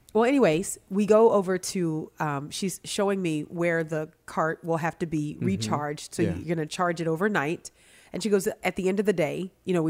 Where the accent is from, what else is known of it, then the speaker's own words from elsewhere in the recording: New Orleans, Louisiana, United States; growing up in New Orleans